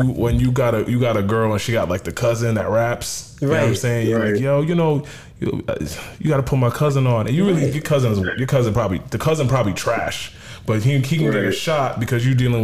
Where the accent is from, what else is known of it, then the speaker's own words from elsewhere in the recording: Connecticut, United States; I grew up in Connecticut. We're both Nigerian. I grew up in Connecticut.